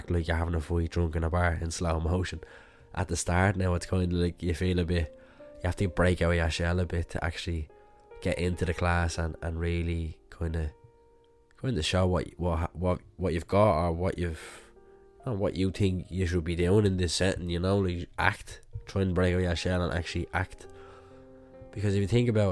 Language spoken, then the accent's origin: English; Ireland; growing up in Ireland